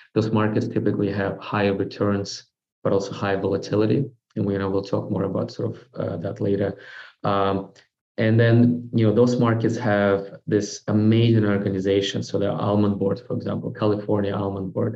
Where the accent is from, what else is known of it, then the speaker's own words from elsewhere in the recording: Moscow, Russia; moved away; born and raised in Russia, grew up in Moscow